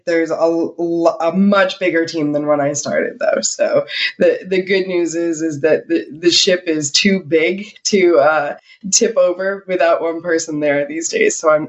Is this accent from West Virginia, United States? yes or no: no; Rochester, New York, United States; now in California, United States; I grew up in Rochester, New York, but nobody from Rochester thought I sound like I was from there. But yeah, no, I grew up in Rochester.